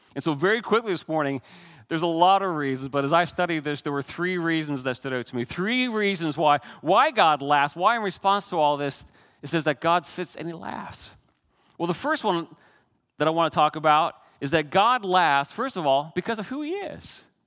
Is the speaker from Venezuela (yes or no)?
no; Newfoundland and Labrador, Canada; moved away; Many of you know I'm Canadian, but I come from a very special part of Canada. It's that northeast corner of Canada, Newfoundland